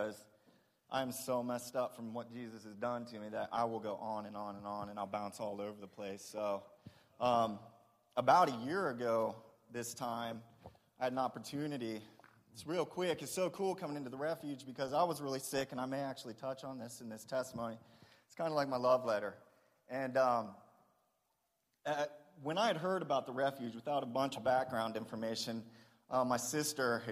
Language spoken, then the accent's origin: English; Springfield, Ohio, United States; I was born in Springfield, Ohio